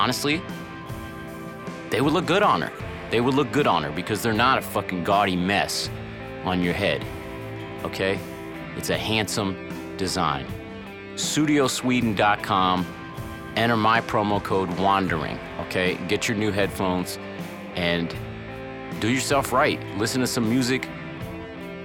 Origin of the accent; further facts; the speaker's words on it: Cincinnati, Ohio, United States; my hometown, Cincinnati, Ohio